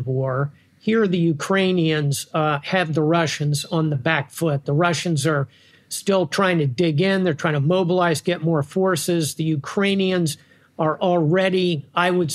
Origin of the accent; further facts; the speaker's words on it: United States; I think it comes out as an American